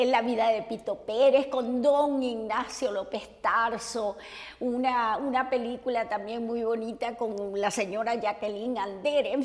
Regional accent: Caracas, Capital District, Venezuela; born there; muy jovencita me reclutaron para el teatro en, mi, en la capital, donde yo nací, en Venezuela. Esto fue en Caracas y estuve haciendo obras clásicas.

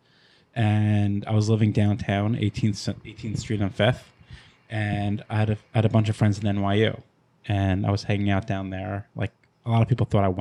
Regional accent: Long Island, New York, United States; We grew up in Long Island. We moved every like 1 or 2 years.

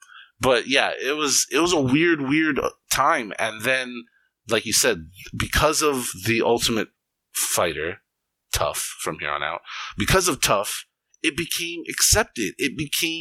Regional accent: Hawaii, United States; I grew up in Hawaii

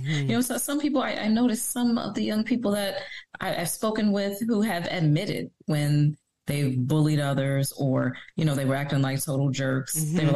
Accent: Detroit, Michigan, United States; I was born and raised in Detroit

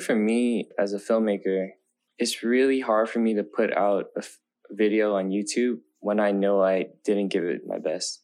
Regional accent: Oakland, California, United States; kids growing up in Oakland, like we don't, I didn't really grow up having much.

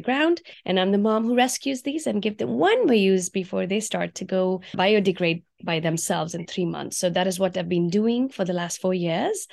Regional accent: India; moved away as an adult; now in United States; I grew up in India, and I used to eat on banana leaves in India while growing up

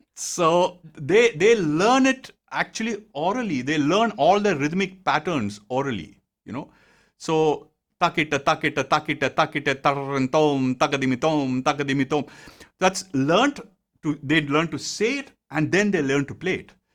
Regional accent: Bangalore, Karnataka, India; moved away as an adult; also born or lived in Mumbai; I was in, born and brought up in Bangalore

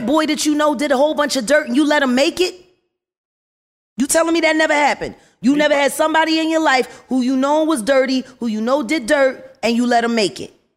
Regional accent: Philadelphia, Pennsylvania, United States; I'm from North Philly.

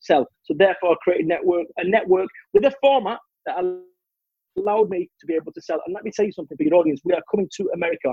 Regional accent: Manchester, North West England, United Kingdom; I'm from Manchester, which is urban. Where I live now, it's like rural

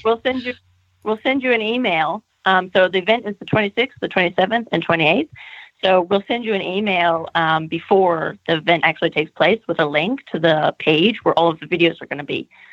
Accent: California, United States; moved away; also born or lived in United Kingdom / Germany; I am Californian

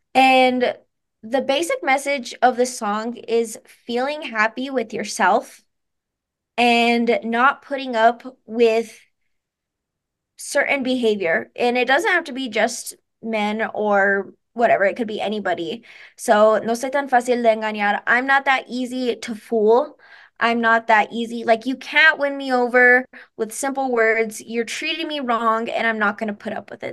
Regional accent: Taos, New Mexico, United States; also born or lived in Santa Fe, New Mexico; I was born in Santa Fe, but I've been in Taos my entire life

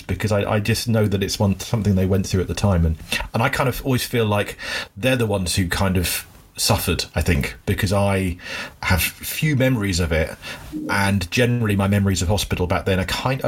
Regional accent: Cornwall, South West England, United Kingdom; I was born in Cornwall in the UK, which is like the far southwest end

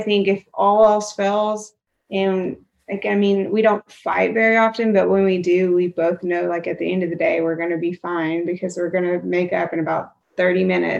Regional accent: Arkansas, United States; Yeah, I'm proud to be from Arkansas. I love telling people that I'm from Arkansas.

